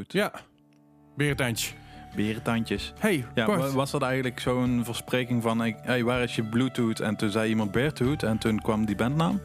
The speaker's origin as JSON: {"language": "Dutch", "region": "North Limburg", "country": "Netherlands", "said": "in Noord-Limburg, waar ik ook vandaan kom"}